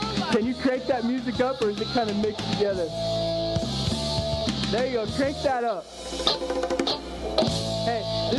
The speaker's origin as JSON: {"language": "English", "town": "Miami", "region": "Florida", "country": "United States", "said": "And then I'm from Miami. God, it was cool to be in Miami. It was awesome."}